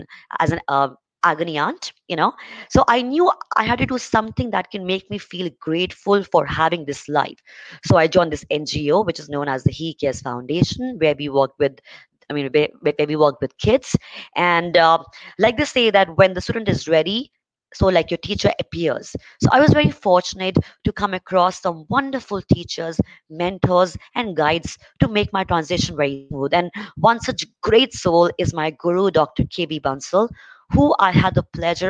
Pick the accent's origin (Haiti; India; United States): India; I'm from India